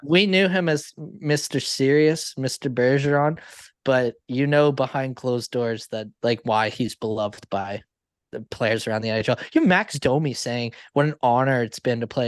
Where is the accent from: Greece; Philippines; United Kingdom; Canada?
Canada; I'm Canadian